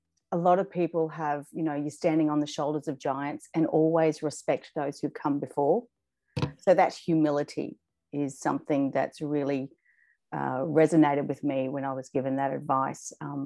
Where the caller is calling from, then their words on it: Sydney, New South Wales, Australia; I'm calling from Sydney, Australia.